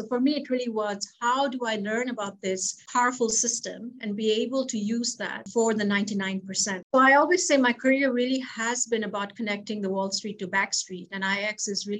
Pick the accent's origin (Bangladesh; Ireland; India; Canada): Bangladesh; moved away; also born or lived in Philippines / United States; I'm originally from Bangladesh and grew up there in the Philippines.